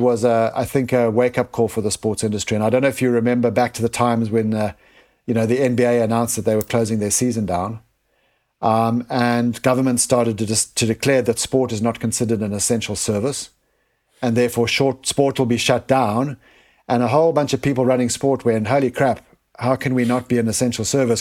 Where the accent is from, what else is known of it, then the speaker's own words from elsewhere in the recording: South Africa; moved away; I was born in Africa, um, and grew up and experienced firsthand the poverty in Africa